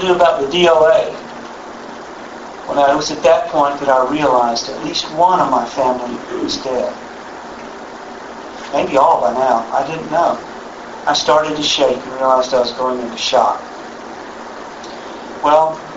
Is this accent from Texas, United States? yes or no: yes; Texas, United States; I grew up in Texas, and I've been around guns all my life